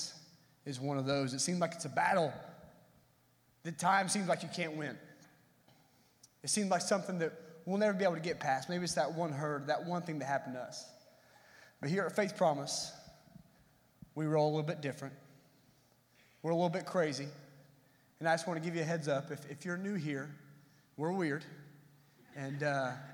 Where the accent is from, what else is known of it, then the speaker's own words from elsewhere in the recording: Tennessee, United States; I am from Tennessee.